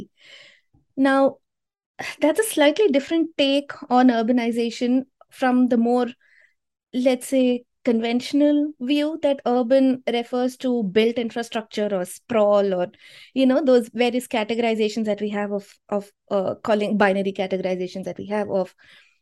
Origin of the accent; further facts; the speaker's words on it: India; an Indian